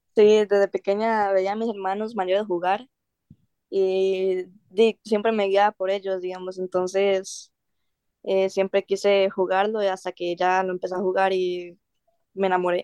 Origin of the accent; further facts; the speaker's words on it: Costa Rica; yo soy una costarricense de 18 años